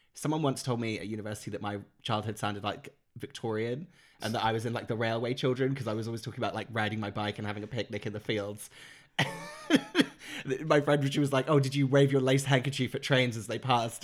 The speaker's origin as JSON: {"language": "English", "area": "Norfolk Broads", "region": "East of England", "country": "United Kingdom", "tie": "born or raised there", "said": "I grew up in the Norfolk Broads, which is, like, that, all those, the, the waterways"}